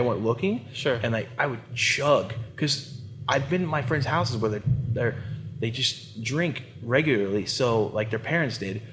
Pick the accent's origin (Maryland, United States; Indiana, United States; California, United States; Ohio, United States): Ohio, United States; Columbus; born or raised there